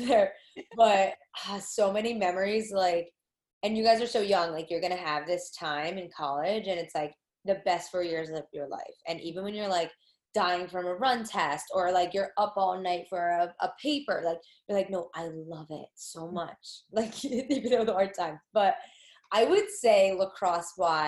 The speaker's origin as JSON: {"language": "English", "region": "New Jersey", "country": "United States", "said": "I'm from Jersey"}